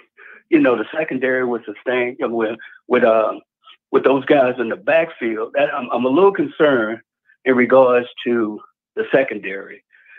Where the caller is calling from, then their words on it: Jacksonville, Florida, United States; Yeah, this is … out of Jacksonville.